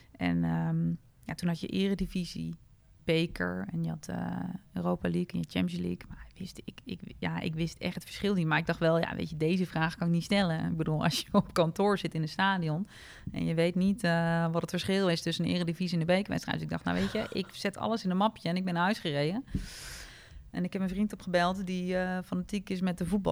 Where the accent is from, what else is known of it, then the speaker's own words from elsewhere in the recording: Apeldoorn, Gelderland, Netherlands; geboren en opgegroeid in Apeldoorn